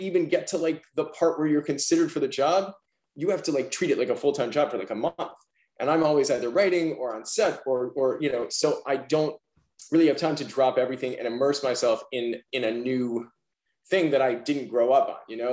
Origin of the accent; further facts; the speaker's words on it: New York City, New York, United States; I'm a New Yorker